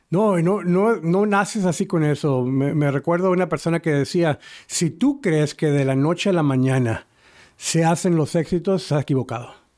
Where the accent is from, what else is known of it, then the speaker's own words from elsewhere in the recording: Matamoros, Tamaulipas, Mexico; now in Houston, United States; la misma ciudad donde yo soy de Matamoros